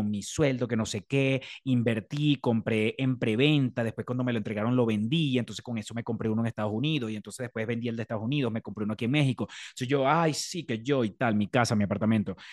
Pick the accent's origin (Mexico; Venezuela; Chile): Venezuela; Maracay, Aragua; Yo soy de Maracay. De, orgullosamente dividida mi infancia entre